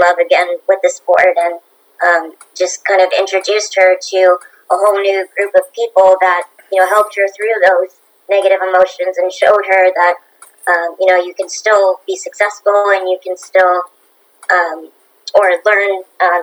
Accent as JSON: {"language": "English", "country": "Bermuda", "also_born_or_lived": "Canada", "said": "I do represent Bermuda, which is my home country"}